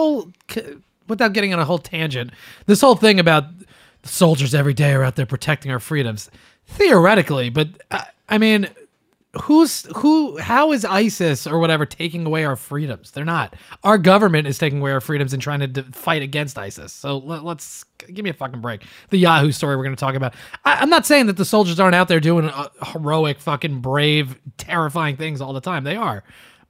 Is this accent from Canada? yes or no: yes; Canada; Yeah, fuck America, bro. I'm Canadian all the way.